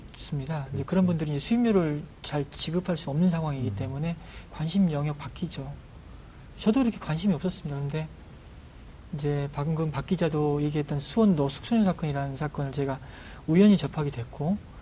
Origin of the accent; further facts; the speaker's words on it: Nohwado island, South Jeolla, South Korea; 땅끝에서 배를 타고 들어가는 섬에서 제가 자랐고요.